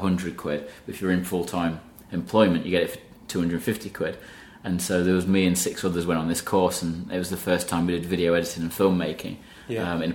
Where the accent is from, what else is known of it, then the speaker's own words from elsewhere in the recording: Alfreton, East Midlands, United Kingdom; I started off in Alfreton, Derbyshire, and it's a small village